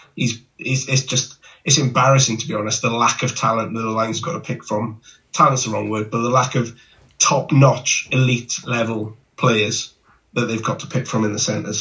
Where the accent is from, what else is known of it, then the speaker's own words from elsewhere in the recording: Welsh, Wales, United Kingdom; I'm Welsh